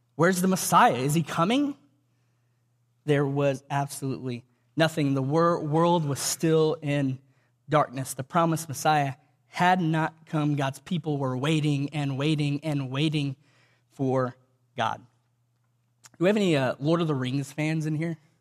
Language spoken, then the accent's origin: English; Cuero, Texas, United States; I grew up in Cuero, Texas, about three hours from here